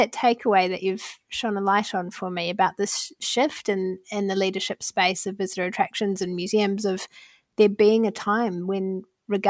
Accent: New Zealand; Seb is actually a Kiwi like me from New Zealand, and we New Zealanders are very sensitive

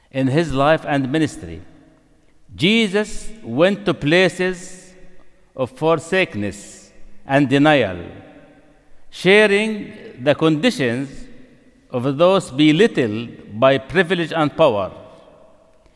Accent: Nablus, West Bank, Palestine; Nablus, my hometown

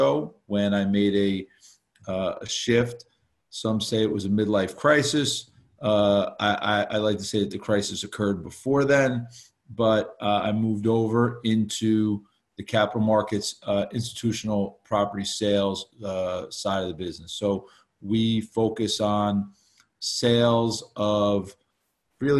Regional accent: West Orange, New Jersey, United States; the town I grew up in West Orange

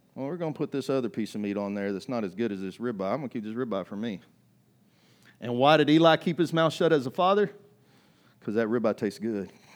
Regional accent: United States; I grew up in America

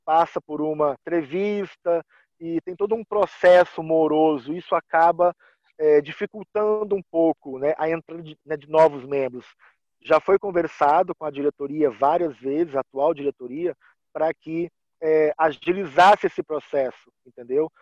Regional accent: Guarapari, Espírito Santo, Brazil; moved away as an adult; now in Paraná, Brazil; Eu sou nascido em Guarapari, no Espírito Santo, mas eu moro há dois anos e seis meses no Paraná

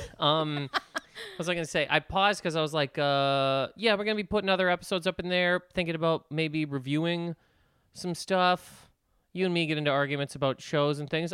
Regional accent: Nova Scotia, Canada; moved away; I'm from Nova Scotia

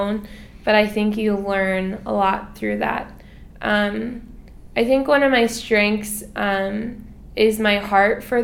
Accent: United States; moved away as an adult; now in Philippines; born and raised in America

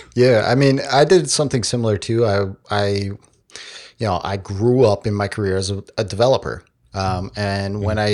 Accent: New York, United States; we're from New York

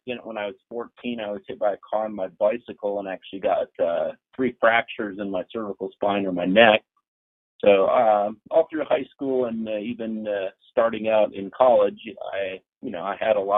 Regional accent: Marshfield, Wisconsin, United States; also born or lived in Lakeland, Wisconsin; now in Loveland, United States; I'm originally from northern Wisconsin, so quite a ways up north. I was in Marshfield

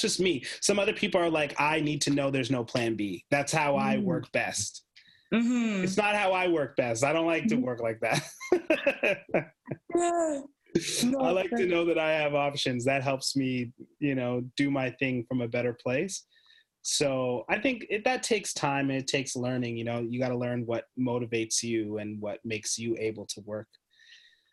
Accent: Canada; the whole team's Canadian

